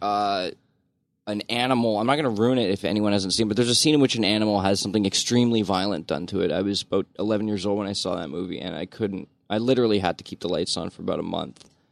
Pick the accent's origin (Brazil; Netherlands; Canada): Canada; Brampton, Ontario; I grew up in Brampton